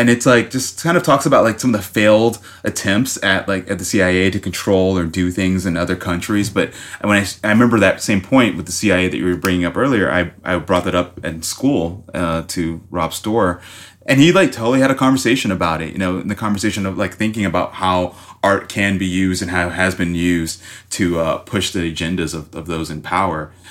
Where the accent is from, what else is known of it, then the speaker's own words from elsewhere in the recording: Miami, Florida, United States; I'm from Miami, Florida, so I started off, uh, going to art school, like, in fifth grade